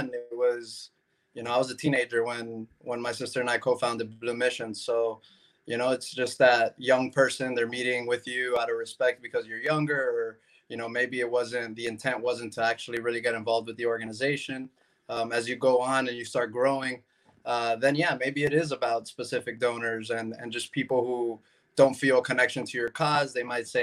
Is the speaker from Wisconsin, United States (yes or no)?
no; Miami, Florida, United States; I was born in Miami. I was born here, born and raised, went to school here, went to college here